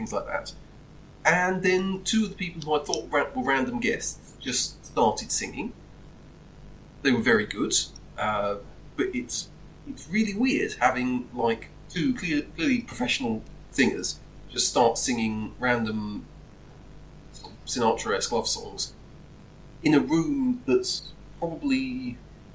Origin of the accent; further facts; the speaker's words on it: United Kingdom; I'm very British.